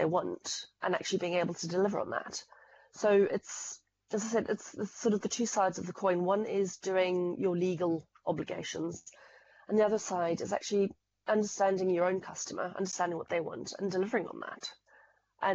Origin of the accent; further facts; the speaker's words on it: Zimbabwe; now in United Kingdom; as you might be able to tell from the accent, I come from Zimbabwe